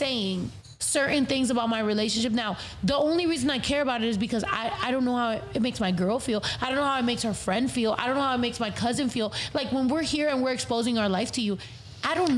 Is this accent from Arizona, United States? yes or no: no; California, United States; I'm from California.